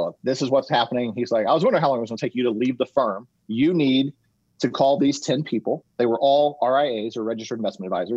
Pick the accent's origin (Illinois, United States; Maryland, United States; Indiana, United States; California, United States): Indiana, United States; Indianapolis; I'm from Indianapolis